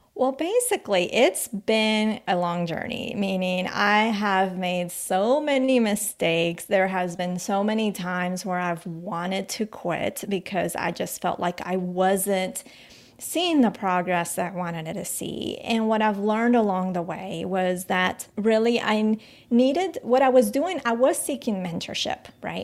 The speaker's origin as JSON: {"language": "English", "country": "United States", "tie": "born or raised there", "also_born_or_lived": "Colombia", "said": "we moved to the States when when we, I was about eight years old."}